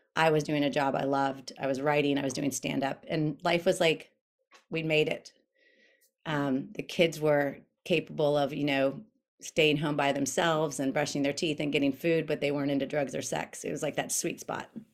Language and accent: English; Winter Park, Florida, United States; moved away as an adult; also born or lived in North Carolina; now in El Segundo, United States; I grew up in Winter Park, Florida